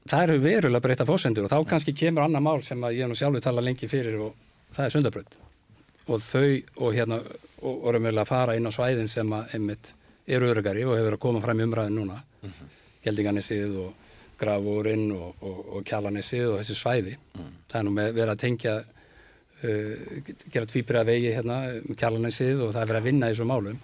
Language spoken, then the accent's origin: Icelandic; Seltjarnarnes, Capital Region, Iceland; ég úlst upp út seldjarnesi